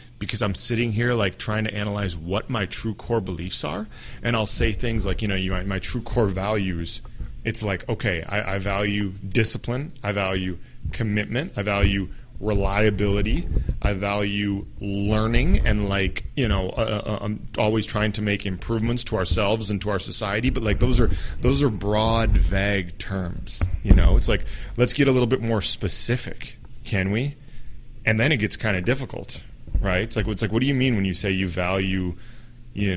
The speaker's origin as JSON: {"language": "English", "country": "United States", "said": "I identify as an American, as someone from the U.S."}